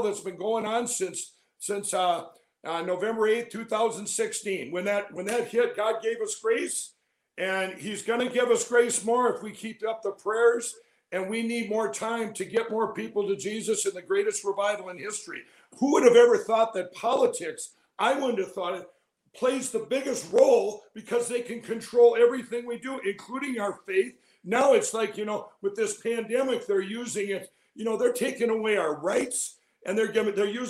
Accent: Minnesota, United States; My home state of Minnesota

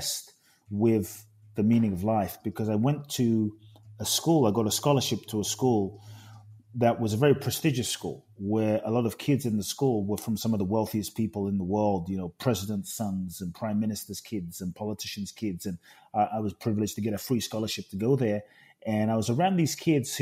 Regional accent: London, United Kingdom; also born or lived in Ghana; now in United States; I grew up in London

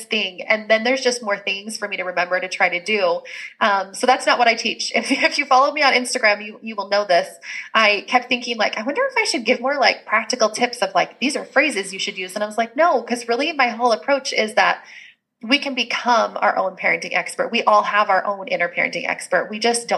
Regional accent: Canada; I'm Canadian.

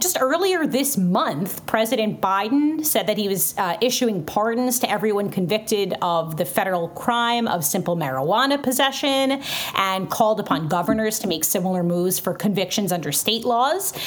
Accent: New York City, New York, United States; also born or lived in Florida; now in Western Massachusetts, United States; I'm from Brooklyn, but I lived in Florida for six years and now I live in Western Massachusetts.

